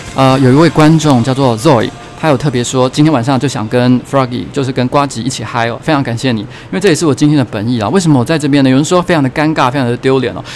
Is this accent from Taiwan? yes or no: yes; Taiwan; 我们家是台湾人嘛，那我小时候台语讲得非常不好，现在也没有非常厉害了